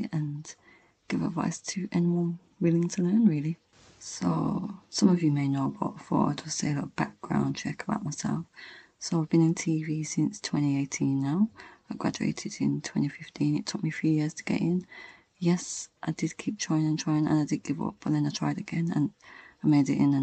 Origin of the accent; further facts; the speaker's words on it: Birmingham, West Midlands, United Kingdom; moved away as an adult; now in London, United Kingdom; I'm from Birmingham and it's in London and I've never moved out of my house before, and I moved to a different city